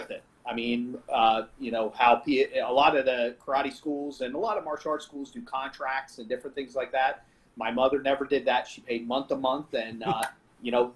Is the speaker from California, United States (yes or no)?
no; Ocala, Florida, United States; I grew up in Ocala, Florida